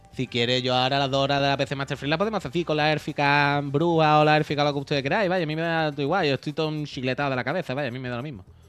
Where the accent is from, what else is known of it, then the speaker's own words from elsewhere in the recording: La Línea de la Concepción, Andalusia, Spain; moved away; Yo soy de la línea